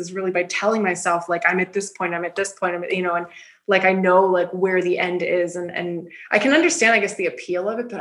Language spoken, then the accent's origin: English; South Central Pennsylvania, United States; also born or lived in Northeast Ohio; now in Ohio, United States; I'm actually not from Ohio. I'm from South Central Pennsylvania.